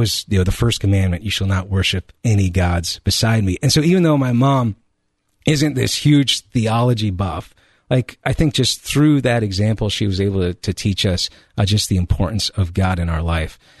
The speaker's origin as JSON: {"language": "English", "region": "Colorado", "country": "United States", "moved": "yes", "lives_now": "Ohio, United States", "said": "I'm originally from Colorado, uh, or what I refer to as the Promised Land."}